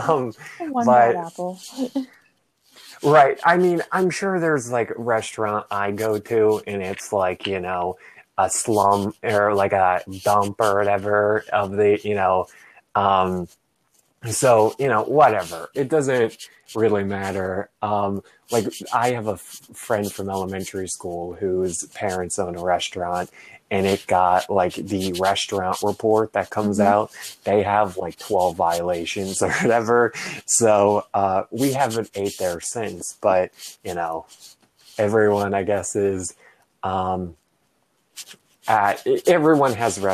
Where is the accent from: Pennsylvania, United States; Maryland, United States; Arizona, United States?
Pennsylvania, United States